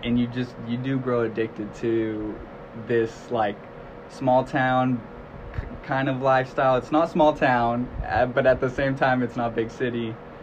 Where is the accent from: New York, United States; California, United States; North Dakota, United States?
California, United States; Long Beach; I'm from Long Beach.